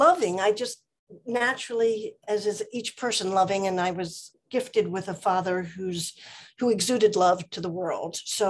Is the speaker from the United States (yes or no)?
yes; East Coast, United States; moved away as an adult; now in Oak Park, United States; I came from the East Coast and came out here back in 81 and settled in Oak Park once I got married about 6-7 years later.